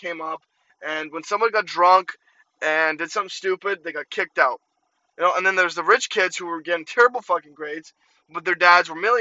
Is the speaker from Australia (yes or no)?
no; Ukraine; moved away; I grew up in Ukraine